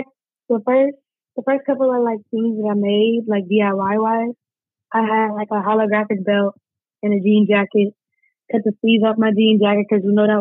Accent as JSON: {"language": "English", "town": "Madison", "region": "Alabama", "country": "United States", "tie": "born or raised there", "said": "I am from Madison, Alabama. You know, born and raised. Not born, but raised, for sure."}